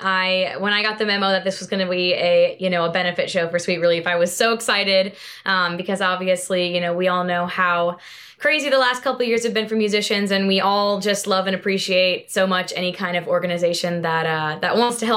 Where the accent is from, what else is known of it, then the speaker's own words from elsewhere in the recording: Charleston, South Carolina, United States; now in Nashville, United States; my hometown of Charleston, South Carolina.